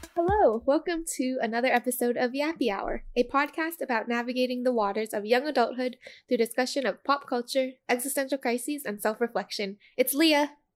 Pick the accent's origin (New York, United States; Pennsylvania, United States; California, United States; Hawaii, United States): Hawaii, United States; moved away as an adult; also born or lived in China; I was raised in Hawaii